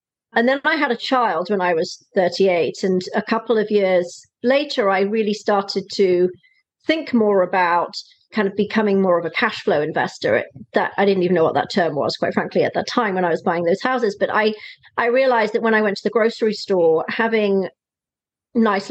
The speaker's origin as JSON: {"language": "English", "region": "Wales", "country": "United Kingdom", "also_born_or_lived": "South East England", "moved": "as an adult", "lives_now": "California, United States", "said": "I'm from the UK originally. I'm a Welsh girl. I've lived in California now for 14 years"}